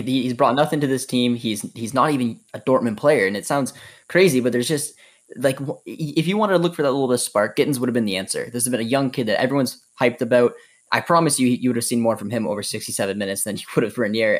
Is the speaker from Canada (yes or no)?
yes; Canada; being Canadian and following the Canadian men's national team